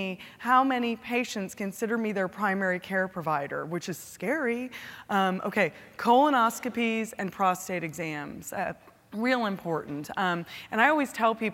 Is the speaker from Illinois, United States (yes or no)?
no; California, United States; now in Texas, United States; California, my home state